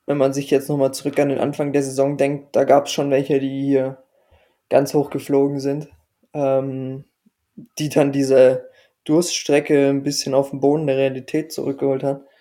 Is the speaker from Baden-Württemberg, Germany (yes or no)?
no; Dresden, Saxony, Germany; ich meine, man hofft ja irgendwie als Dresdner immer, dass es Osnabrück da reinrutscht